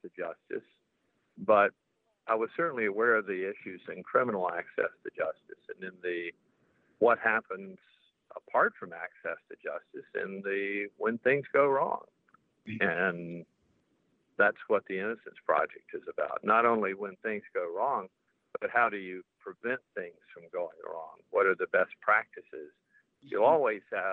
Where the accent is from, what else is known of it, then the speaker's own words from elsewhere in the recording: Tallahassee, Florida, United States; also born or lived in Durham, North Carolina / Sarasota, Florida; I was born in Tallahassee, and I lived there until I was 18.